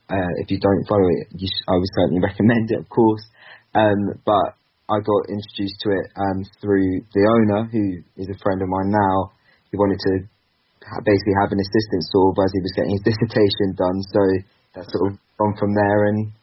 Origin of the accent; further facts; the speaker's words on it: Basingstoke, South East England, United Kingdom; I'm actually from Basingstoke, so just half an hour outside.